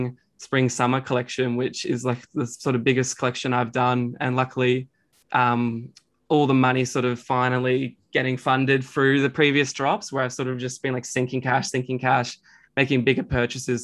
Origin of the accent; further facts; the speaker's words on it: Bendigo, Victoria, Australia; moved away as an adult; now in Melbourne, Australia; I moved up from Bendigo